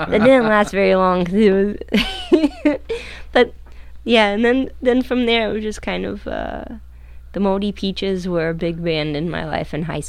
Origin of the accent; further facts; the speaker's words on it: Cincinnati, Ohio, United States; also born or lived in Fort Thomas, Kentucky; was born in Cincinnati, and then east side, west side